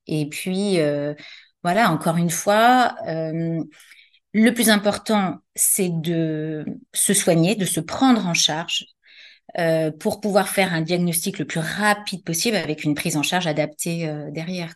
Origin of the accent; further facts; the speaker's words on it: Paris, Île-de-France, France; also born or lived in Saint-Mandé; j'ai grandi à Paris